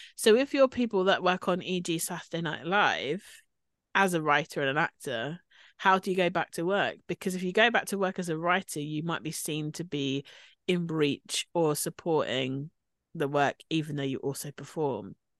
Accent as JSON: {"language": "English", "country": "United Kingdom", "said": "we're obviously British."}